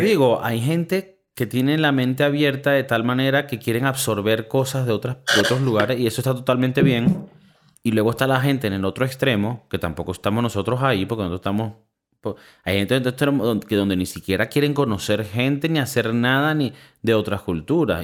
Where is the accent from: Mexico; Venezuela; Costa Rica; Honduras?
Venezuela; now in Spain; viniendo de Venezuela